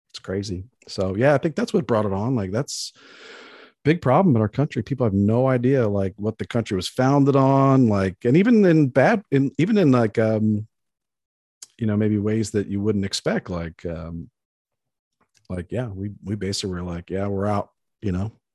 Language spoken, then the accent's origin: English; Baltimore, Maryland, United States; moved away; I grew up in Baltimore on the East Coast